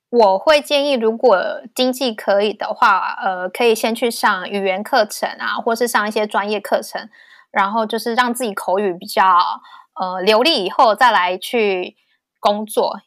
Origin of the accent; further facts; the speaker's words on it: Taiwan; moved away as an adult; now in Vancouver, Canada; 只有我一个台湾人